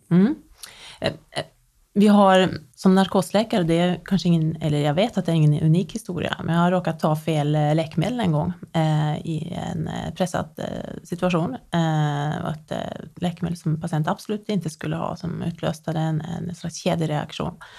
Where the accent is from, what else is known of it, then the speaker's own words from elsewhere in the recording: Nedre Eiker, Buskerud, Norway; moved away as an adult; now in Sweden; i Nedre Eiker kommun i eh, Buskerud fylke eh, i Norge. Det är många år sedan jag flyttade från Norge. Jag var 19 när jag flyttade.